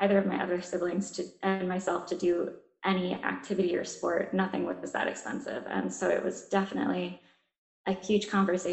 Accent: Ohio, United States; moved away as an adult; also born or lived in South Carolina; I grew up in Ohio

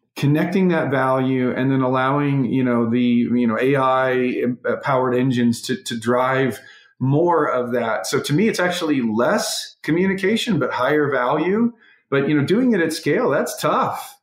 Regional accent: North Carolina, United States; also born or lived in West Virginia; I'm a kid that grew up in a small town in North Carolina. I was born in West Virginia.

